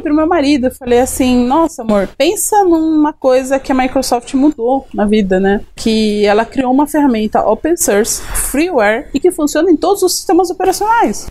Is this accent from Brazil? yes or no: yes; Greater ABC, São Paulo, Brazil; Eu sou do Grande ABC Paulista Paulista